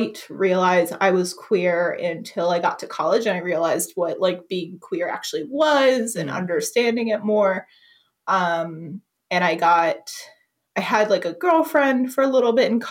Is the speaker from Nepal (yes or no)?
no; the South, United States; I really loved growing up in the South